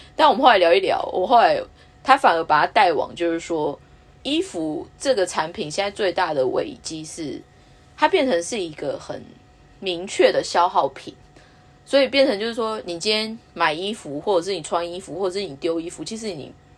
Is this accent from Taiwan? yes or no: yes; Taiwan; moved away; also born or lived in Japan; 我们台湾人的一些使用习惯